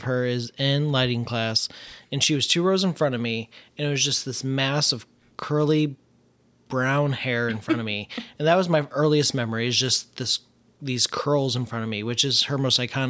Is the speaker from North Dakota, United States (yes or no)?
no; St. Louis, Missouri, United States; So I was born and raised in St. Louis.